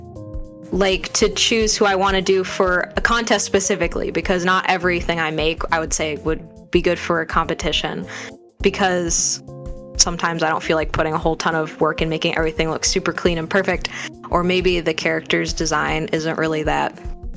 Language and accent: English; Michigan, United States; I'm from Michigan, which has a lot of lakes around it, the Great Lake State.